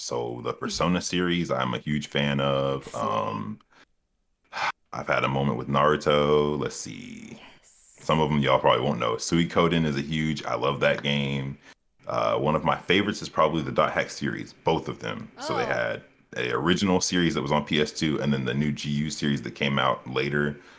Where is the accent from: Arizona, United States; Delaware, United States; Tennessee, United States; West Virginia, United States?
Delaware, United States; Dover; born there; also born or lived in South Carolina / Ohio / Texas; now in Georgia, United States; I was born in Delaware, Dover, Delaware, and my family's military. So I've been across the Eastern Seaboard. I've been to South Carolina, Ohio, Texas, and Georgia now is where I cu